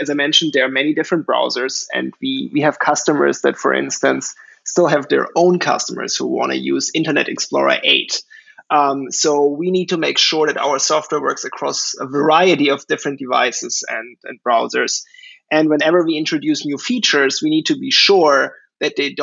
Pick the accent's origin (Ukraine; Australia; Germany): Germany; moved away as an adult; now in New York City, United States; I'm originally from Germany. I grew up there and went to school there